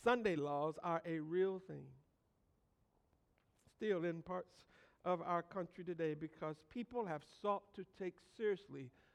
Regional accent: Michigan, United States; growing up in Michigan

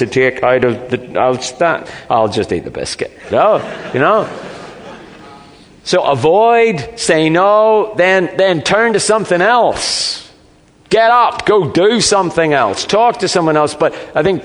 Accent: Northern Ireland, United Kingdom; moved away; I come from Northern Ireland

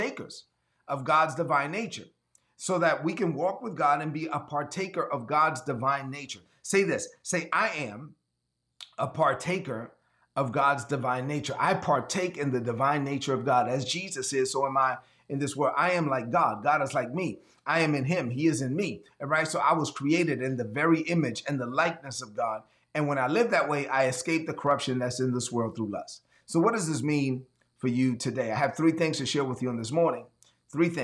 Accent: New York City, New York, United States; I'm from East New York

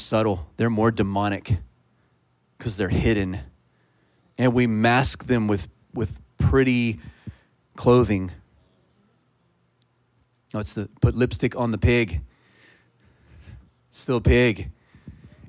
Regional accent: Texas, United States; I'm a Texan

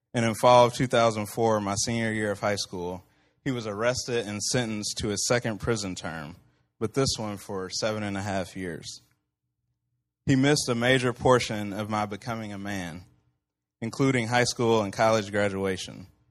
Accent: Central Illinois, United States; also born or lived in Texas; I was born in Texas, raised here in Central Illinois

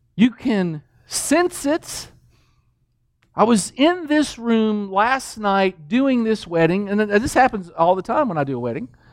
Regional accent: Danville, Kentucky, United States; moved away; also born or lived in New Mexico; I grew up in Kentucky.

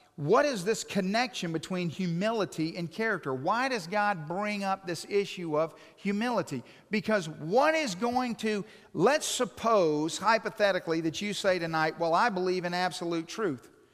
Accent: Hawaii, United States; moved away; I'm from Hawaii

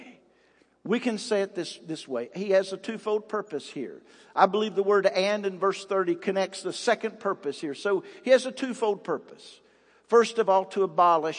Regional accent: United States; I'm from Hines Creek Road

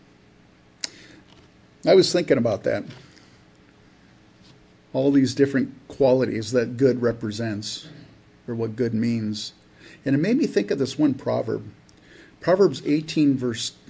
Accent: California, United States; I grew up in California, so it's in my blood

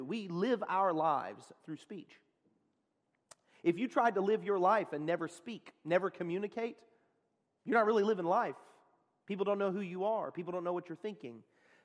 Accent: Texas, United States; I'm from Texas

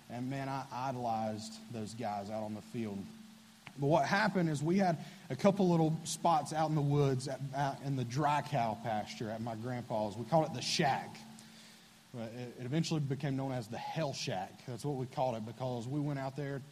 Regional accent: Bethlehem, North Carolina, United States; Right on the other side of the lake is Bethlehem. That's where I grew up. I'm from Bethlehem, North Carolina.

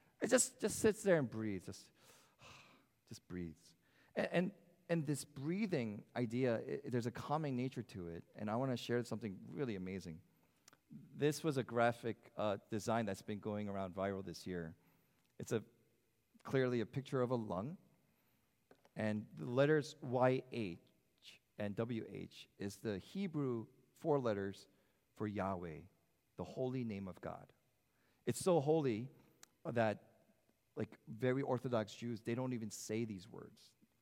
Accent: United States; as an American that I am

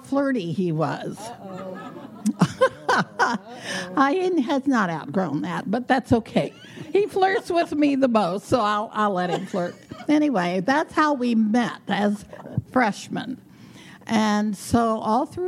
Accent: Wilmore, Kentucky, United States; also born or lived in Louisville, Kentucky; I grew up in Kentucky, actually a very small town. I'm born in Louisville, grew up near Lexington.

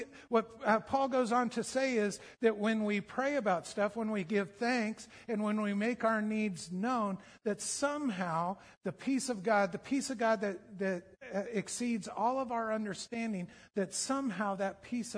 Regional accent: United States; We're so American

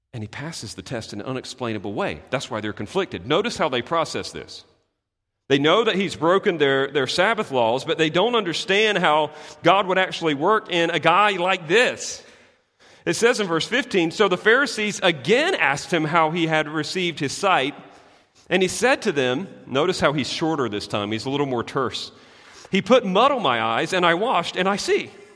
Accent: United States; we're, we're American

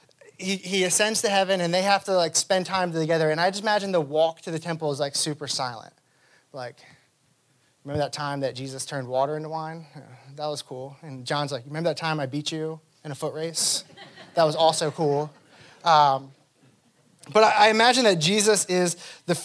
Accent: United States; as American Christians

